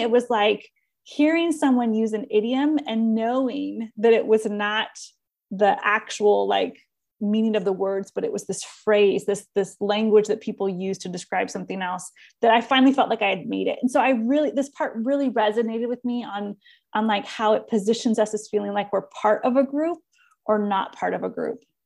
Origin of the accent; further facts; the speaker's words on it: Southern California, United States; accent: Californian; moved away as an adult; also born or lived in Iowa; I live in my little world bubble of being from Southern California